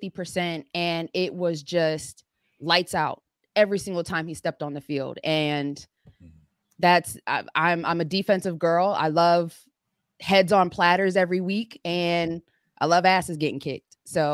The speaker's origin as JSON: {"language": "English", "town": "Philadelphia", "region": "Pennsylvania", "country": "United States", "said": "But grew up, like, my grandmother, my entire family lives in West Philly."}